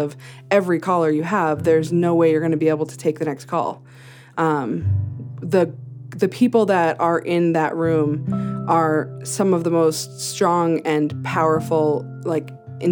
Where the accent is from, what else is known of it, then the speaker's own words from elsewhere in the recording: New Hampshire, United States; moved away as an adult; now in Greeley, United States; I grew up in New England, in New Hampshire